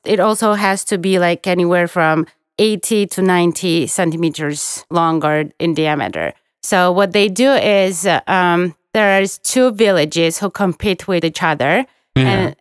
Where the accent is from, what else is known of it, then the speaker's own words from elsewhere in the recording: Guria, Georgia; now in Tbilisi, Georgia; I'm from Guria, we don't typically go to Guria region in Easter and we stay in Tbilisi